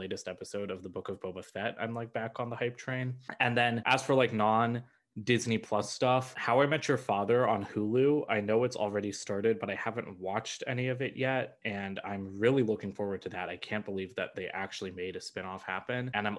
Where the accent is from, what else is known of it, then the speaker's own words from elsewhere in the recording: India; I'm Indian, and the things that I've been hearing about Miss Marvel make me very, very scared